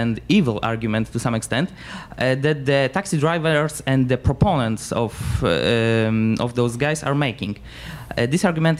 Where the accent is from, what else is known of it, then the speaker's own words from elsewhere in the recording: Poland; I come from Poland